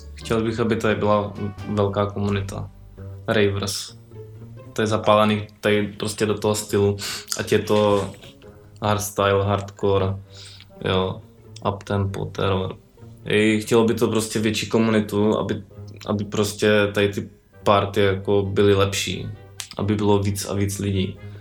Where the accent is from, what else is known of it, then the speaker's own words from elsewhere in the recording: Brno, South Moravian Region, Czechia; u nás v Brně, tam uh, v té naší městské části